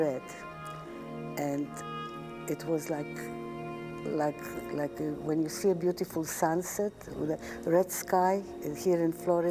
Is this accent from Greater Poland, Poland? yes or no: no; Warsaw, Masovian Voivodeship, Poland; now in Aventura, United States; I was born in Poland, in Warsaw, in 1935.